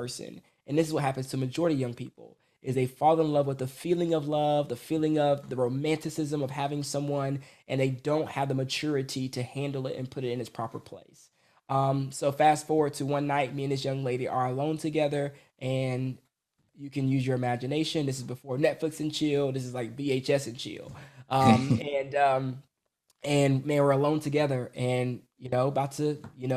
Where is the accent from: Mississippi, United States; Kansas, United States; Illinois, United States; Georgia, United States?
Georgia, United States; Atlanta; I was born in Atlanta, Georgia, to a, what I call it, basically semi-Christian, you know, parents